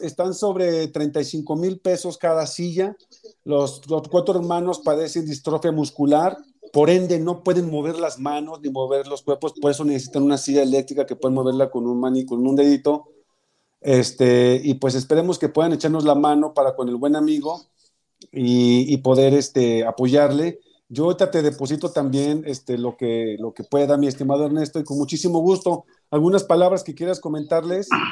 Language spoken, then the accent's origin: Spanish; Mexico; moved away; also born or lived in United States; yo soy un ciudadano mexicano